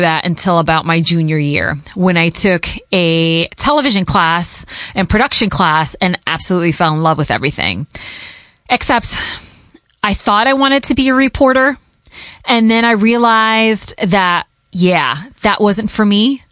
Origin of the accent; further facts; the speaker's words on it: Connecticut, United States; first language Portuguese; English is a second language; moved away as an adult; also born or lived in Hartford, Connecticut / Boston, Massachusetts / Providence, Rhode Island; I grew up in Connecticut